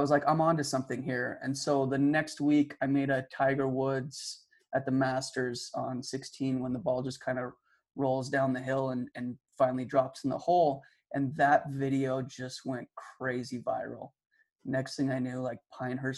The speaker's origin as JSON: {"language": "English", "town": "Calgary", "region": "Alberta", "country": "Canada", "tie": "born or raised there", "said": "I grew up in Calgary, Alberta"}